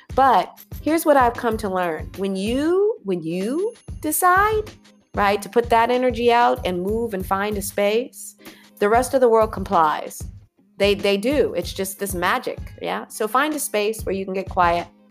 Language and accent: English; California, United States; moved away as an adult; also born or lived in Arizona / New York; I was raised in California, grew up with earthquakes, grew up doing earthquake drills